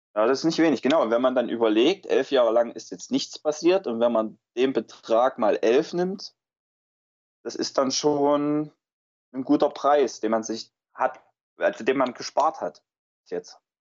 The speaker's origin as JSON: {"language": "German", "area": "Weimarer Land", "region": "Thuringia", "country": "Germany", "said": "vor allem die Gegend, aus der ich komme, ich komme aus dem Weimarer Land"}